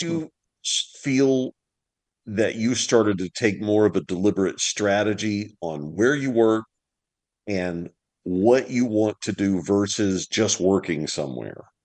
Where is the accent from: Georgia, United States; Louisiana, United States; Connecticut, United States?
Louisiana, United States; moved away; I'm from Louisiana originally, uh-huh. and so I I was born on the Bayou Bartholomew.